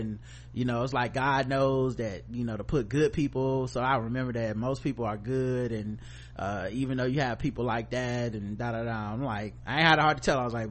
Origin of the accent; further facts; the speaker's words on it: the South, United States; I'm still from the South, I'm still was raised kind of chivalrous